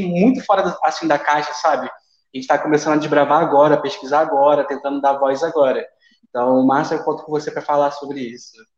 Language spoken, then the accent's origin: Portuguese; Niterói, Rio de Janeiro, Brazil; moved away as an adult; now in Cuiabá, Brazil; Eu, eu sou carioca, mas de Niterói